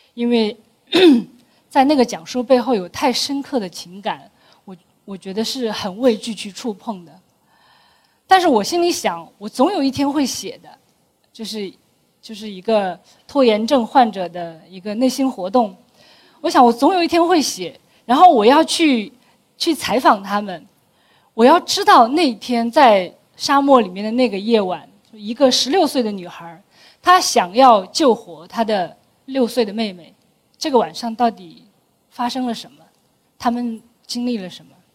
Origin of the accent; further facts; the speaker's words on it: a small town north of Wuwei, Gansu, China; moved away as an adult; also born or lived in Beijing; 我家在丝绸之路上一个很重要的一个点，那叫武威。然后在从武威往北岔出去，呃，往沙漠中间岔出去，大概九，呃，九十公里。它是在中国的两大沙漠，第二大沙漠，第三大沙漠中间的一块绿洲。那这样的地理位置就说明它的生态环境是非常地脆弱的